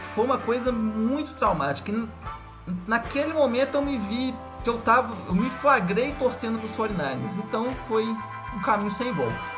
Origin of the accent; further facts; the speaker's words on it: São João del-Rei, Minas Gerais, Brazil; sou de São João Del Rei, uma cidade histórica interior de Minas Gerais